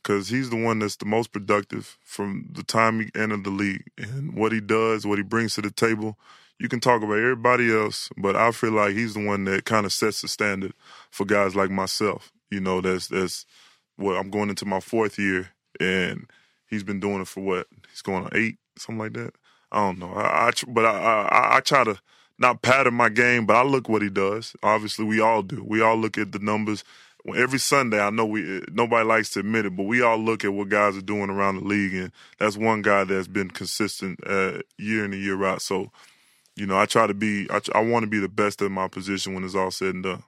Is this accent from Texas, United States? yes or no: yes; Houston, Texas, United States; I was born in Houston